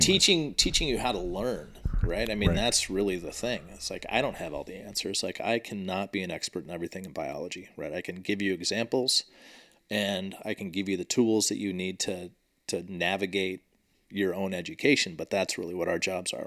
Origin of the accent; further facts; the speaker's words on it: Washington, United States; I grew up in Washington State